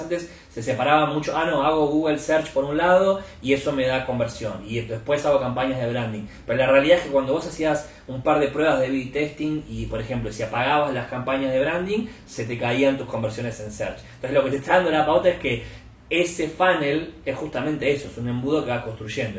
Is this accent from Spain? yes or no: no; Argentina; also born or lived in Buenos Aires; por si mi acento no lo, no lo delata, soy argentino, estoy basado en Buenos Aires, donde vivo